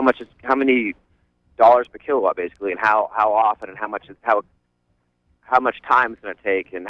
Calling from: Rockport, Maine, United States; I'm calling from Rockport, Maine.

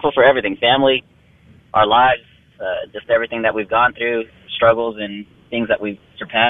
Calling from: Midland, United States; We are calling from Midland.

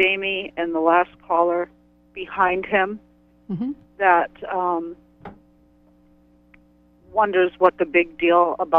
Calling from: Indian Island, Maine, United States; I'm from Indian Island.

